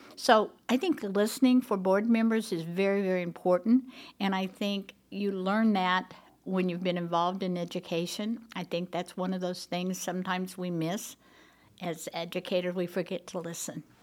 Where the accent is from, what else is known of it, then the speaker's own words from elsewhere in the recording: Tulsa, Oklahoma, United States; moved away as an adult; also born or lived in California; now in Broken Arrow, United States; I grew up in Tulsa